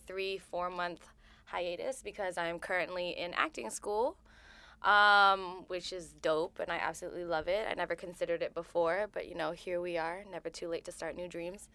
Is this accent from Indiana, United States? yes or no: no; Pennington, New Jersey, United States; I am from Pennington, New Jersey, like the su- the suburbs, the suburbs of New Jersey